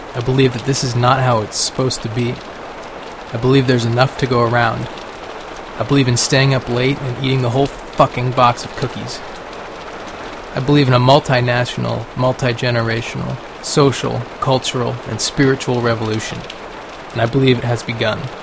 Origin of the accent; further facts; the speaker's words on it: Sacramento, California, United States; also born or lived in Buffalo, New York / Carmichael, California; I'm really from Sacramento. I grew up here